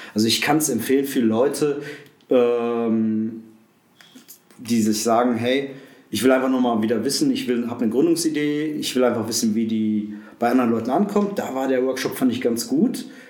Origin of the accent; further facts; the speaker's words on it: Essen, North Rhine-Westphalia, Germany; moved away as an adult; now in Aschersleben, Germany; komme gebürtig aus dem Ruhrpott, aus Essen